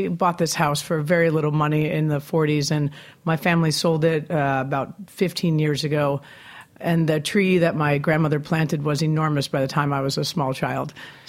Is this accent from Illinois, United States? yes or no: no; New York City, New York, United States; born or raised there; moved away as an adult; also born or lived in Bloomington, Indiana / Chicago